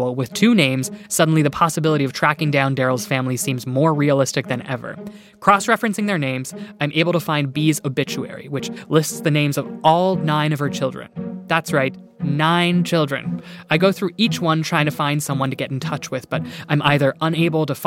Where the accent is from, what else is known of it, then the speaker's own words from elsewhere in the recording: Iona, Nova Scotia, Canada; a tiny little town called Iona, my hometown, hundreds of kilometers away on Cape Breton Island in Nova Scotia